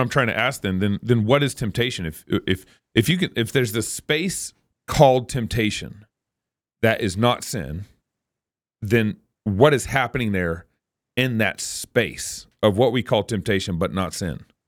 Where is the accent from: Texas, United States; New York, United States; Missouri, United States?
Texas, United States; I'm from Texas. You can, I say oil and I say feel.